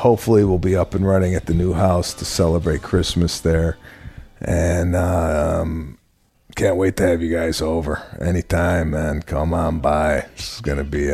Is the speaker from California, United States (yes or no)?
yes; Los Angeles, California, United States; my hometown here of Los Angeles